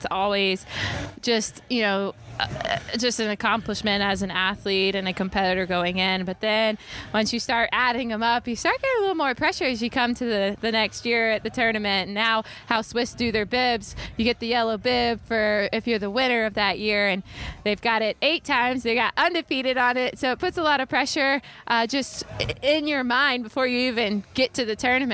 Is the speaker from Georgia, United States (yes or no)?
yes; Georgia, United States; my hometown of Georgia